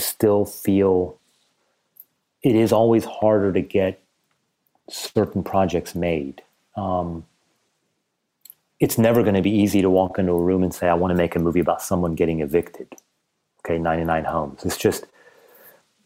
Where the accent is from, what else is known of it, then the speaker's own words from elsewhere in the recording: United States; I'm Iranian and don't quite belong in America, but because I was raised in America, I don't really belong as an Iranian